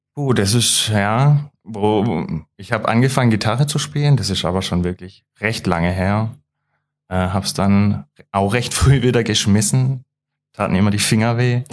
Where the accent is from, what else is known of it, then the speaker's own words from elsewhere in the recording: Löwenstein, Baden-Württemberg, Germany; Ich komme aus Löwenstein